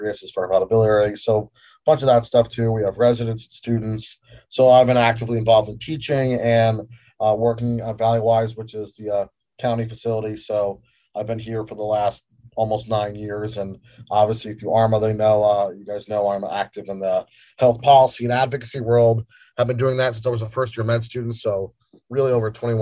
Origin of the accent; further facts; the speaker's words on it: Northern New Jersey, United States; moved away as an adult; also born or lived in New York; now in Phoenix, United States; I'm an East Coast boy, born in New York, grew up in Northern Jersey